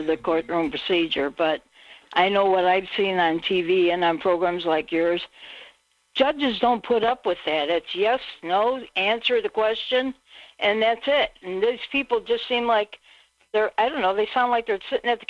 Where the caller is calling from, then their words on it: Illinois, United States; … from Illinois.